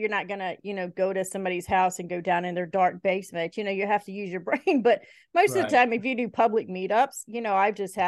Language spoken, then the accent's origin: English; Kentucky and Alabama, Southeast, United States; now in Iowa, United States; I was raised in Kentucky and Alabama.